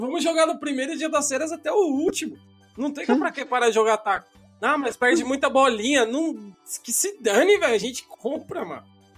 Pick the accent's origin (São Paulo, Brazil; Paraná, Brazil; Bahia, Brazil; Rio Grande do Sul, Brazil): São Paulo, Brazil; eu moro na região do Jaraguá, no Paulo